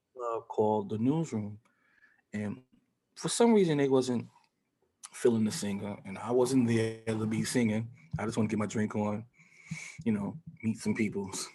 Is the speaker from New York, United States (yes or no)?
yes; New York City, New York, United States; also born or lived in Harlem, New York; I was born in Harlem, raised in the Bronx